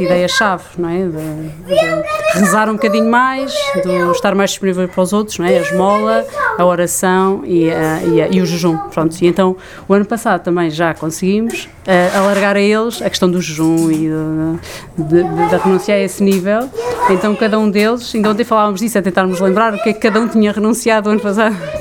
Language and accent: Portuguese; Coimbra, Centro, Portugal; moved away as an adult; now in Lisbon, Portugal; somos de Coimbra e mudámos para cá no início do nosso casamento